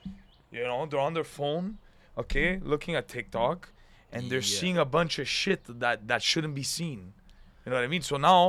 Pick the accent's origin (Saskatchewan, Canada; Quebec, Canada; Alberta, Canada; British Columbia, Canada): Quebec, Canada; Montreal; I'm from Montreal. I'm Italian.